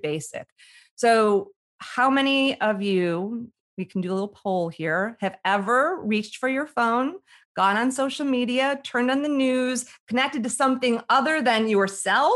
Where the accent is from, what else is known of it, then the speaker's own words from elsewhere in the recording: Chicago, Illinois, United States; I grew up in the Midwest in Chicago